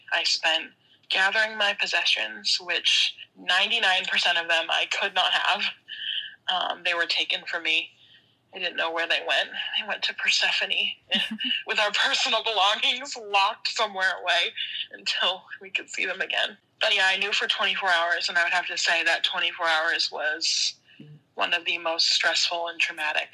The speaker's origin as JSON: {"language": "English", "region": "Massachusetts", "country": "United States", "said": "I'm from Massachusetts"}